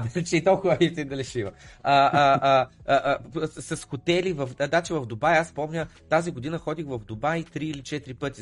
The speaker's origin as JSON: {"language": "Bulgarian", "country": "Bulgaria", "also_born_or_lived": "United Kingdom", "moved": "as an adult", "said": "съм беден българин, дошъл от"}